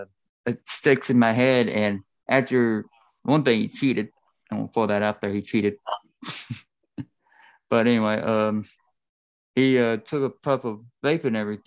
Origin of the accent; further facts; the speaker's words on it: Crossville, Tennessee, United States; Crossville, Tennessee. That is my hometown